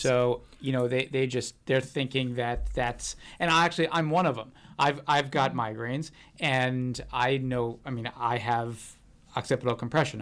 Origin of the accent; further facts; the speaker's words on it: United States; now in Santa Barbara, United States; I was brought up uh, right outside of D.C.